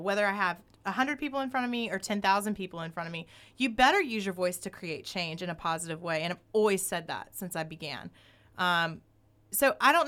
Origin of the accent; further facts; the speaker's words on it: the South, United States; also born or lived in New York; now in Sherman Oaks, United States; I grew up in the South around a lot of racism